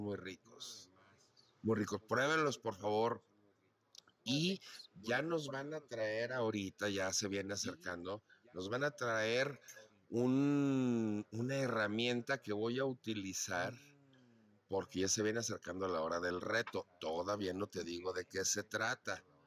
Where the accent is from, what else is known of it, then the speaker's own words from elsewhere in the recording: León, Guanajuato, Mexico; moved away; yo que crecí en León